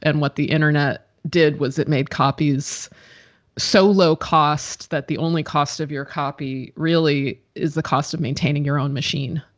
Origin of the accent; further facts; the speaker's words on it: United States; I'm American